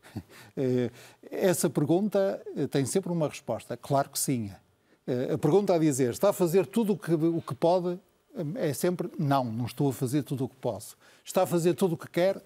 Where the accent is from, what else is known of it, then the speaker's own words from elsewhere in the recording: Portugal; como português